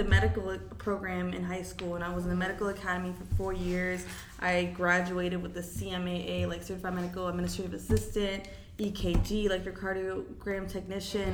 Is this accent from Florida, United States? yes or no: yes; Florida, United States; also born or lived in Mexico; I'm from Florida